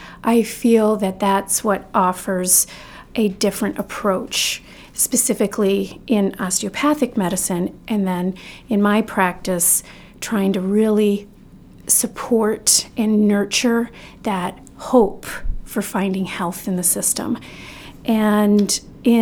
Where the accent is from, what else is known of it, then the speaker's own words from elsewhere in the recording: Northern Illinois, United States; now in Maine, United States; I was born in Northern Illinois and raised on land there